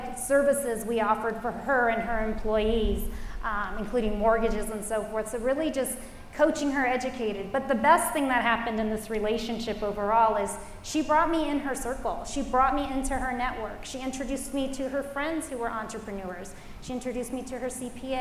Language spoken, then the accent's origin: English; Los Angeles, California, United States; I grew up in the Los Angeles area.